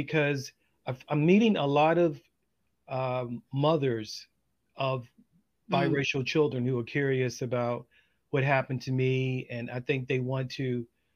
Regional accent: Baltimore, Maryland, United States; I grew up in Baltimore, Maryland

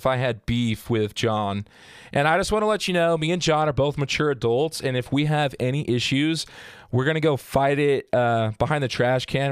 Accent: Southern Utah, United States; I was born and raised in Southern Utah

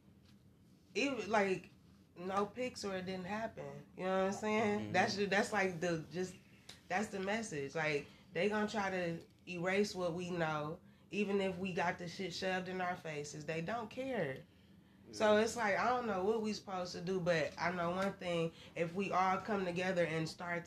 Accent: Michigan, United States; I am from Michigan, so we talk a little fast from what people say outside of Michigan

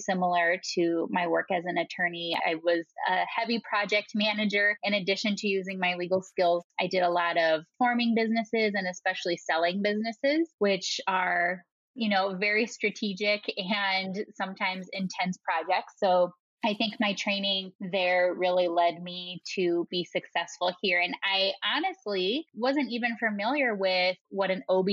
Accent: Wisconsin, United States; accent: Wisconsin; moved away as an adult; also born or lived in Madison, Wisconsin / Chicago; now in Colorado, United States; I have a really nice, strong Wisconsin accent. So I'm originally from the Midwest

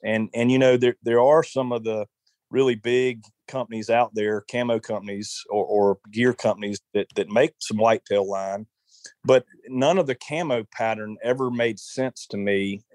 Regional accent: South Carolina, United States; growing up in South Carolina

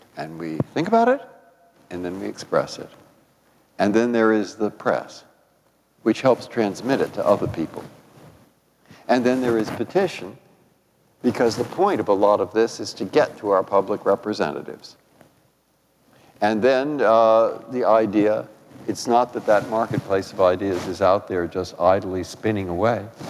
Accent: San Francisco, California, United States; also born or lived in Boston; now in Washington, United States; I grew up in San Francisco

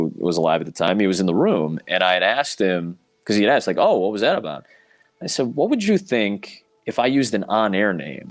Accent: Chicago, Illinois, United States; I come from Chicago. It's just more diverse. I grew up in a very diverse suburb

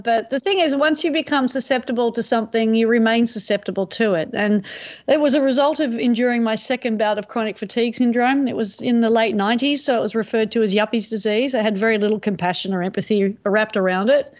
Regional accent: Manly, New South Wales, Australia; growing up in Manly

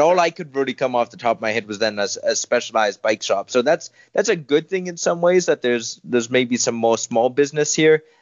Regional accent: Winnipeg, Manitoba, Canada; moved away as an adult; now in Dublin, Ireland; we found a really good home in the Winnipeg Academy of Mixed Martial Arts in my hometown of Winnipeg

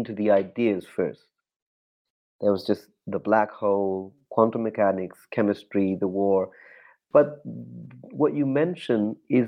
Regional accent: Chile; growing up in Chile, and the dictatorship was just so vicious

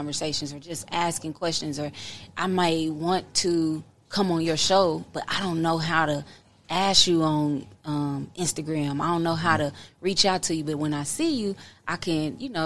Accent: Kansas City, United States; also born or lived in Oklahoma; Born and raised in Kansas City.

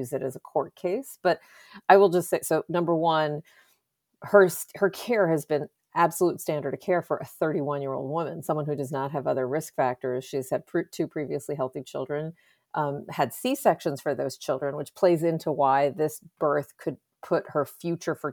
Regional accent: Texas, United States; I'm from Texas

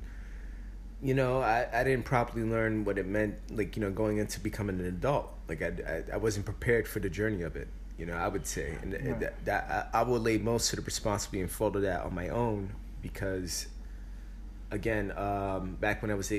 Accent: Bronx, New York, United States; Because we're from the Bronx.

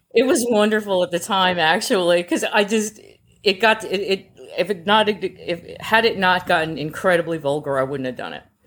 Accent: United States; I'm an American in uniform

